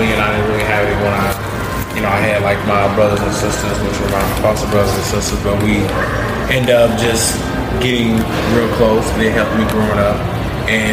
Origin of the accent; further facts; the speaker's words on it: Louisville, Kentucky, United States; I'm actually born and raised in Louisville, Kentucky, and I am 27 years old.